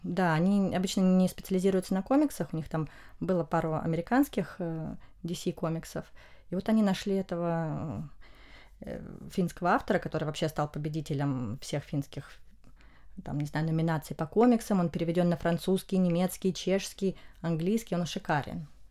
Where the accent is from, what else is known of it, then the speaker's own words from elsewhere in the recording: Russia; в России мы изучаем испанский из Испании